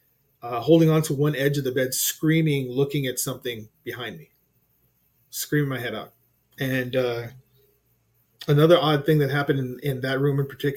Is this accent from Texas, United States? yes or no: yes; Corpus Christi, Texas, United States; also born or lived in Alice, Texas; I was born in Alice, Texas